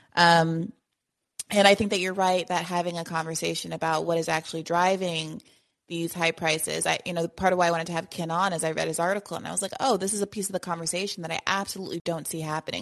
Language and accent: English; Kenya; moved away; we grew up in Kenya together